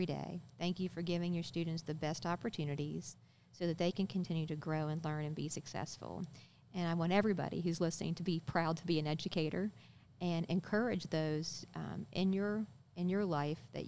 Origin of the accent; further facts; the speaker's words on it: Parkersburg, West Virginia, United States; also born or lived in Fairmont, West Virginia; when we moved back to Parkersburg, my family did, when I was 8